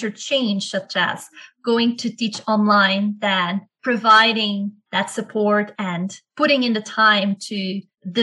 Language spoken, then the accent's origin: English; Belgium; moved away as an adult; also born or lived in Ecuador / Netherlands; I'm originally from Belgium, and I did my undergraduate and then first master's degree in Belgium